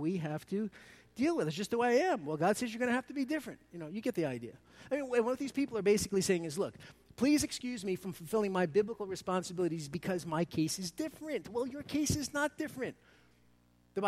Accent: New York City, New York, United States; accent: Brooklynese; by my Brooklynese accent, I'm from New York City

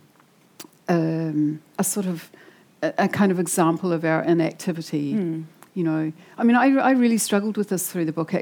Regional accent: Wellington, New Zealand; I come from Wellington. Like, I grew up there. I grew up in Island Bay.

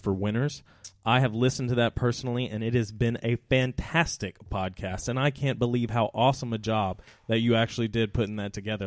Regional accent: Huntsville, Alabama, United States; moved away; I was born and raised in Huntsville for a long time

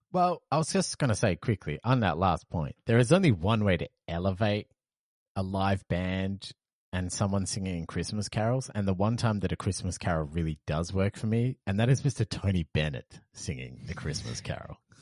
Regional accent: Perth, Western Australia, Australia; moved away; I came from Perth, which is basically just an overglorified country town

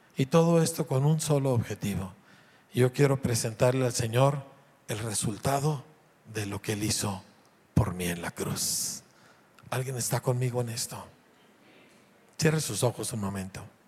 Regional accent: Mexico; como mexicano

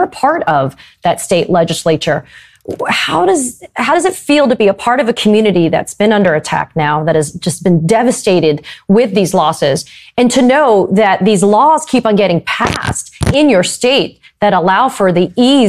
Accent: Florida, United States; My home state as well, of Florida

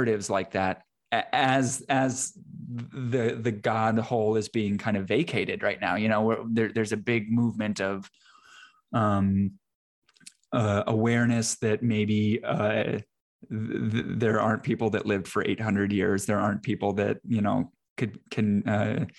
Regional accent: Iowa, United States; moved away as an adult; now in Texas, United States; I'm from Iowa originally

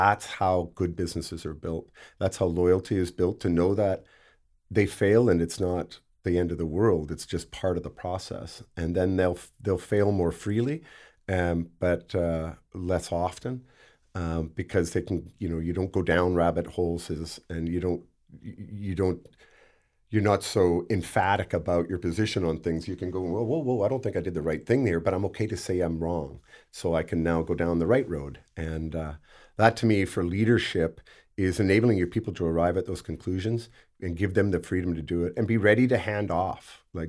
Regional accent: Campbell River, British Columbia, Canada; also born or lived in United Kingdom / Vancouver / Nanaimo; Like, where are you from? Campbell. It was never Vancouver, Nanaimo, or anywhere else that I ever might have subsequently lived. It was always Campbell River.

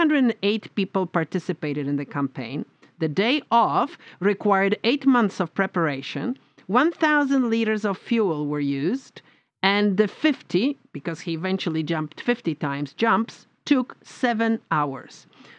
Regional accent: Poland; Because we Poles gave so much to the world

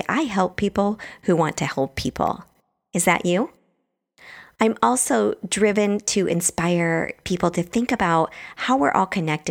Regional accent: Bremerton, Washington, United States; also born or lived in Truckee, California; now in San Francisco, United States; So I grew up in Bremerton, Washington, which is across the water from Seattle. I'm pretty much a Pacific Northwest girl at heart.

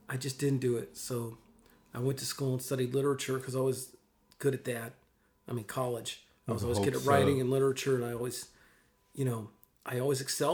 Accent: Mississippi, United States; also born or lived in Williamsport, Pennsylvania / New York; They were living in New York, and both my parents are from Mississippi. And so I lived in New York till I was about 7 or 8. And then we moved back to Mississippi.

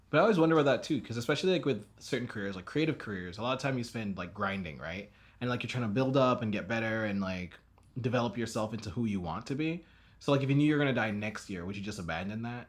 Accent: Jamaica; growing up in Jamaica

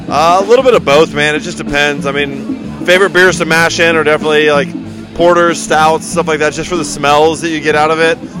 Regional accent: Fort Mill, South Carolina, United States; also born or lived in Alaska / Asheville, North Carolina; my hometown, Fort Mill, South Carolina

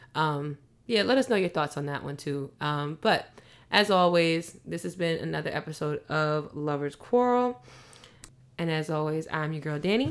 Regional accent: New York City, New York, United States; I'm from Queens

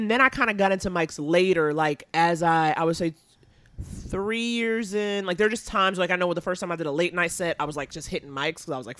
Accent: New York City, New York, United States; Born and raised in Harlem.

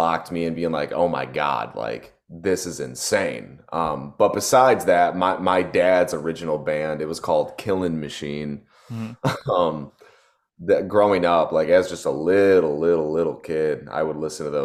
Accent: Detroit, Michigan, United States; moved away as an adult; now in Nashville, United States; I grew up in Detroit, Michigan

